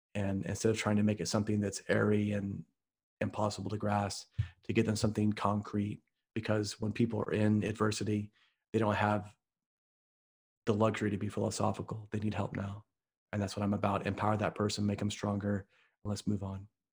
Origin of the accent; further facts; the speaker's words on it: Midwest, United States; I'm from the Midwest